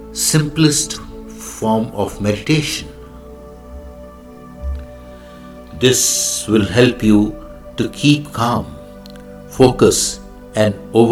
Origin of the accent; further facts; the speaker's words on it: India; I am the Indian monk.